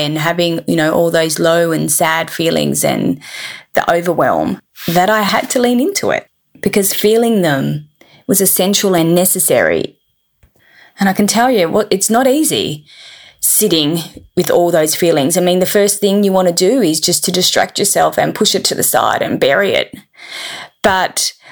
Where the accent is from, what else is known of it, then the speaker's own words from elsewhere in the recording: Perth, Western Australia, Australia; I'm 45 from Perth in Western Australia